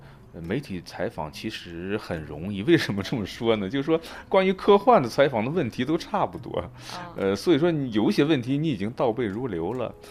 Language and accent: Chinese; China; 而现在那个雨果奖，他为了因为我是中国人，他特别给那个奖杯做了一个中文的标牌给我寄过来